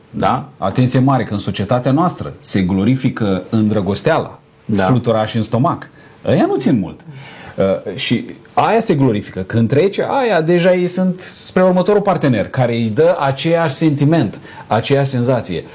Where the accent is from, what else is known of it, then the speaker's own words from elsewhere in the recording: Romania; noi suntem români